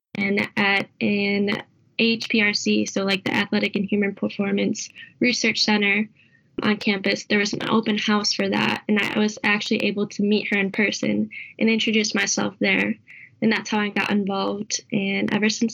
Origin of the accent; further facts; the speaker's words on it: New Lenox, Illinois, United States; moved away as an adult; now in Milwaukee, United States; I'm from New Lenox, Illinois